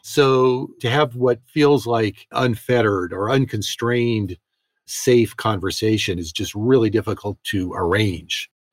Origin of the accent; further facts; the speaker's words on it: United States; also born or lived in Moscow, Russia; I'm an American journalist.